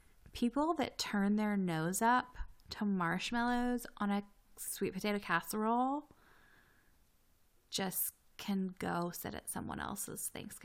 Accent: the South, United States; we're both from the South

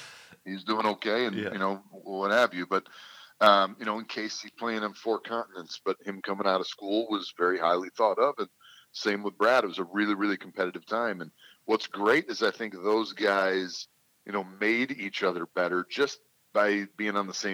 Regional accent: Canada; coming as a Canadian, you're looking at, you know, being unless you're the clear number one, clearing a foreign spot for it.

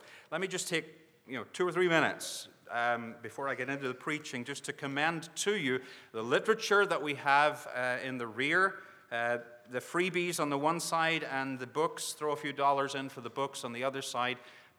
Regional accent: Northern Ireland, United Kingdom; now in Northwest Arkansas, United States; I'm from Northwest Arkansas. And that's that is true. But my accent does go back a little further, although it's changing a lot, and you get like the people you're among. And so I'm becoming an American, originally from Northern Ireland

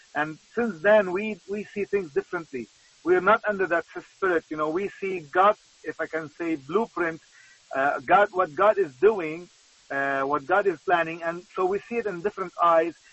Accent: Lebanon; I'm from Lebanon

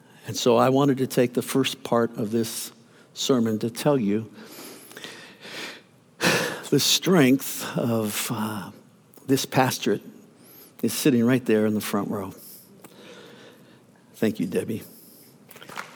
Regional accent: Youngstown, Ohio, United States; also born or lived in Wooster, Ohio / Ashland, Ohio; my hometown of Youngstown, Ohio

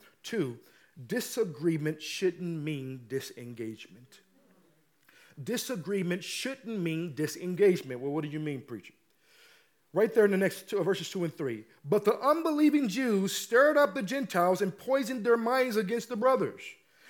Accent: Midwest, United States; Y'all know I'm from the Midwest. It's not the South California. Don't call Missouri the South. It's the Midwest.

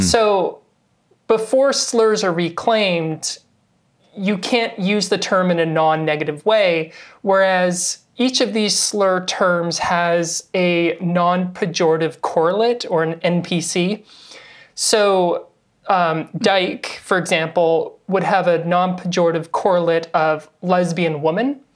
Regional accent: Victoria, British Columbia, Canada; also born or lived in Halifax; I did my undergrad in Victoria, B C, which is where I'm from. I'm Canadian.

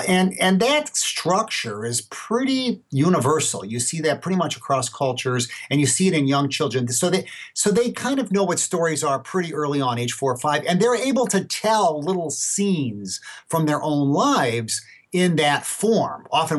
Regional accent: Gary, Indiana, United States; I was born February 7th, 1954, say. I mean, this is well known. I mean, I grew up in Gary, Indiana, whatever.

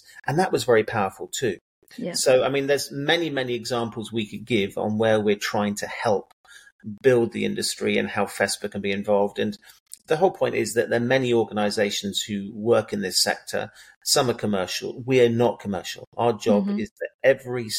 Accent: England, United Kingdom; just because I'm English doesn't mean that I have a typical English mentality

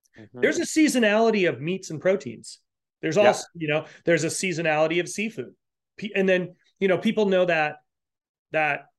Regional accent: Rhode Island, United States; I grew up in Rhode Island

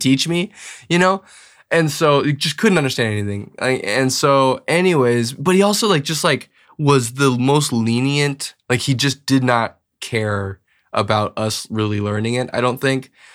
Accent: Bismarck, North Dakota, United States; also born or lived in Edina, Minnesota / Grand Forks, North Dakota; grew up basically the, my whole life in, in Bismarck

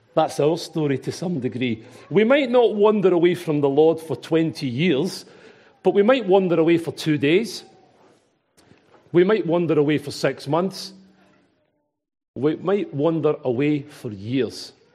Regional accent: Glasgow, Scotland, United Kingdom; accent: Glaswegian; my Glaswegian accent

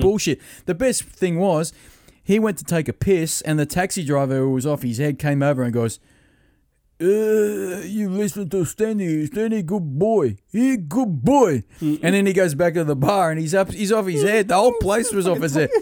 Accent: Australia; I'm Australian

